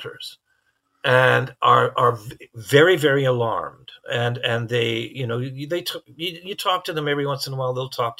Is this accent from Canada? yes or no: yes; Canada; as a Canadian